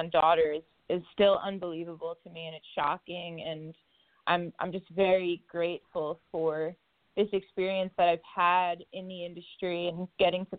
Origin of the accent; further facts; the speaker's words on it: Long Island, New York, United States; Grew up on Long Island in New York, right on the water